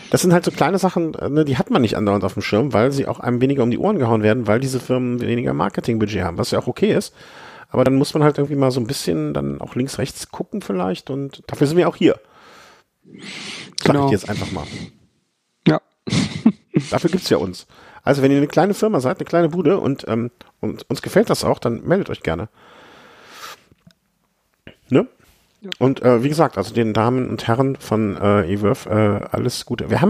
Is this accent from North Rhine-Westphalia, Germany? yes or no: yes; Düsseldorf, North Rhine-Westphalia, Germany; born there; Ja also ich, ich bin ja geborener Düsseldorfer, auch wenn das äh, zwischendurch hier nicht so unbedingt, äh, deswegen kenne ich mich da noch so ein bisschen aus.